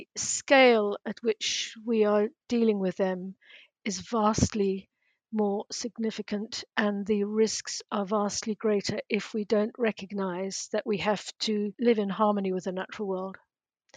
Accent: South Africa; moved away; my days growing up in South Africa

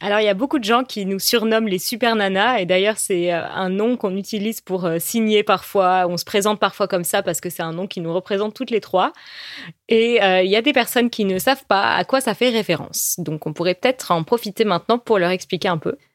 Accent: France; first language French; on est française

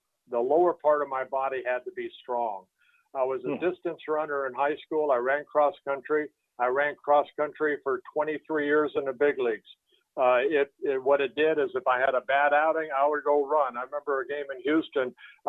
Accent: Netherlands; born there; I was born in Holland. My dad came over with, you know, hardly any money in his pocket and gave us a better life.

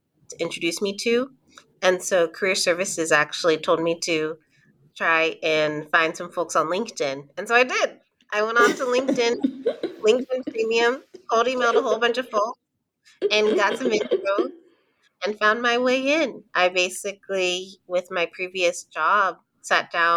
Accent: San Diego, California, United States; moved away; also born or lived in Oakland / Denver / West Virginia; I'm originally from San Diego, born and raised. So Cali girl through and through

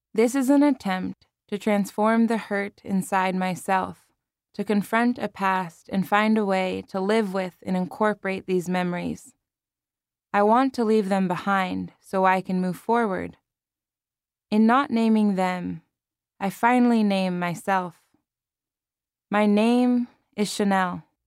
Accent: Palo Alto, California, United States; living and working in my hometown of Palo Alto, California

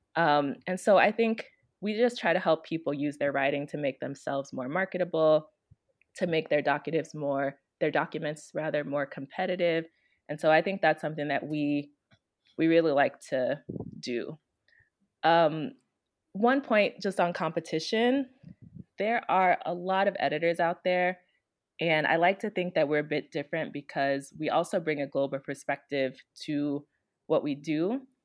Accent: Chicago, Illinois, United States; also born or lived in Maryland / Washington, D.C.; now in Africa; I'm originally from Chicago, Illinois

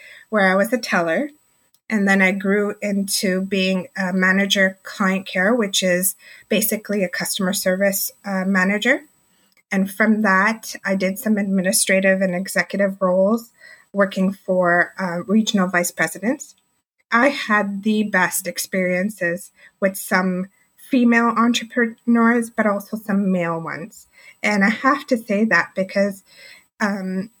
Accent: Markham, Ontario, Canada; I'm from Markham, Ontario, and that's just the outskirts of the GTA

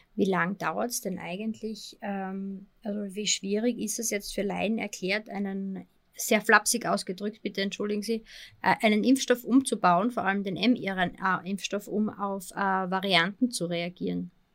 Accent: Austria; Bei uns in Österreich

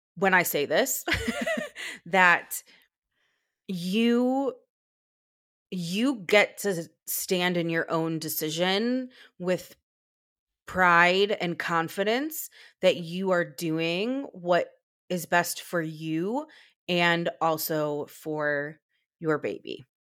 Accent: United States; as an American parent

